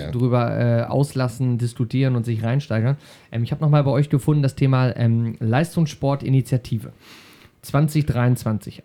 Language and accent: German; Schaumburg, Lower Saxony, Germany; hier bei uns in Schaumburg